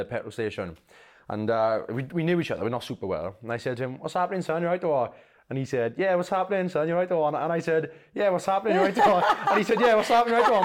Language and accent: English; Merthyr Tydfil, Wales, United Kingdom; also born or lived in Essex; obviously I'm from Merthyr